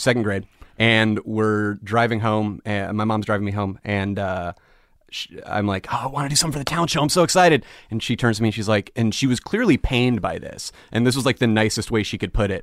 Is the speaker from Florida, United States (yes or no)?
no; Phoenix, Arizona, United States; moved away as an adult; also born or lived in New York; I'm from Phoenix, Arizona